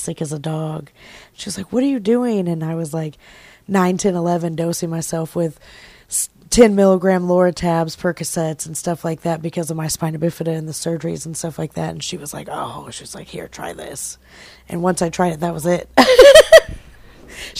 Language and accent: English; Tulsa, Oklahoma, United States; I am from here, born and raised in Oklahoma.